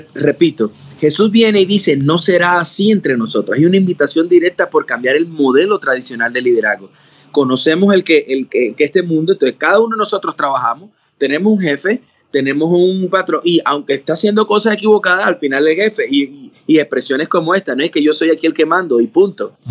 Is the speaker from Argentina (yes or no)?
no; Barranquilla, Atlántico, Colombia; moved away as an adult; yo soy de la ciudad de Barranquilla, Colombia. Si allí, he vivido toda mi vida ahí